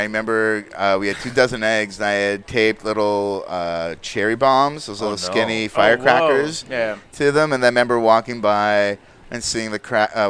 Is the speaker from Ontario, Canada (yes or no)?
yes; Ottawa, Ontario, Canada; now in Toronto, Canada; I'm from Ottawa. I'm just used to it.